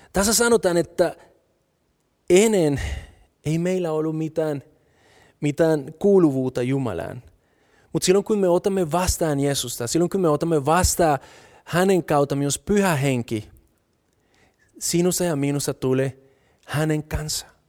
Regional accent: Colombia; Finnish is a second language; now in Finland; mä oon kolumbialainen, mutta mä en osaa kieltä.

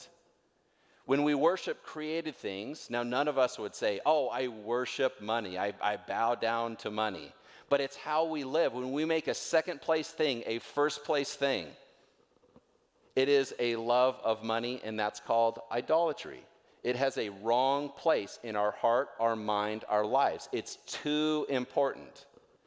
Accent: North Idaho, United States; I'm from North Idaho

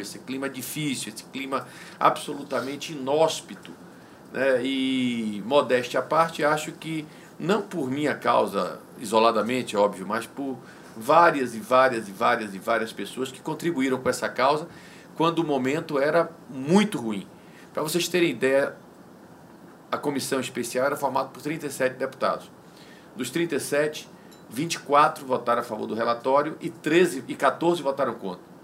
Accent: Guanambi, Bahia, Brazil; also born or lived in Salvador; Eu sou nordestino, eu sou baiano

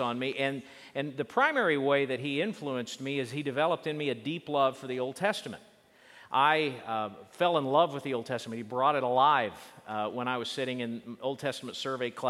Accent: Oklahoma, United States; I grew up in Oklahoma

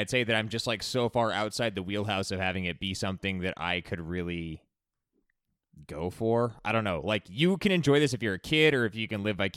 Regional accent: United States; I'm from America

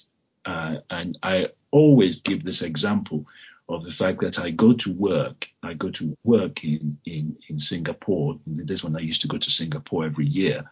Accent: Lagos, Nigeria; moved away as an adult; now in United Kingdom; I was born in Lagos

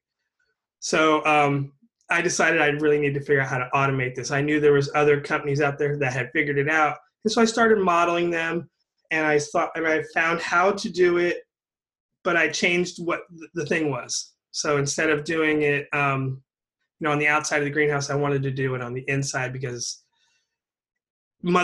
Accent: California, United States; also born or lived in Humboldt County, California; I was born in California and I moved up to Humboldt County, which when I was in high school

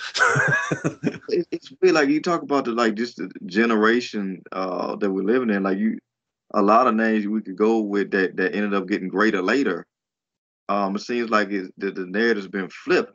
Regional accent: United States; as an American fan

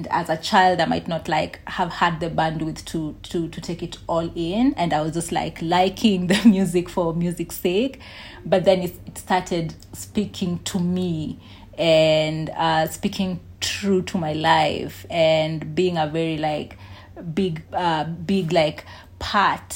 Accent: Nairobi, Kenya; I grew up in Eastlands, Nairobi

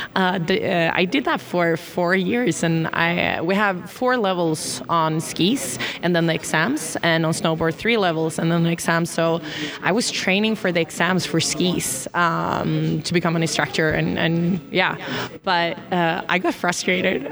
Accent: Gothenburg, Västra Götaland, Sweden; now in Trysil, Norway; my hometown in Sweden, Gothenburg

